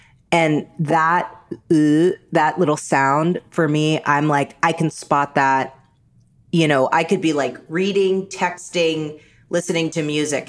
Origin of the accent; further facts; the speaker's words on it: New York, United States; me too, I grew up in New York and my mom, you know, it was just a different time.